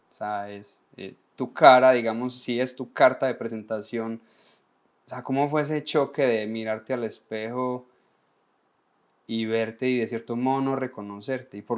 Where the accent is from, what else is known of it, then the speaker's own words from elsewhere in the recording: Colombia; como buen colombiano, el año pasado montamos el restaurante